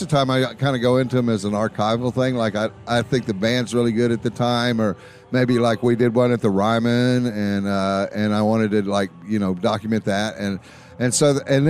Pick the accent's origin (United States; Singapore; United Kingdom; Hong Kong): United States; George West, Texas; we came from George West, Texas